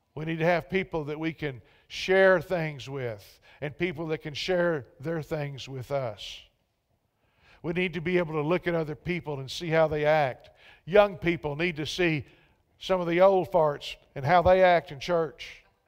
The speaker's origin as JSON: {"language": "English", "region": "Central Texas", "country": "United States", "moved": "yes", "said": "I was from Central Texas. So some of us Texans"}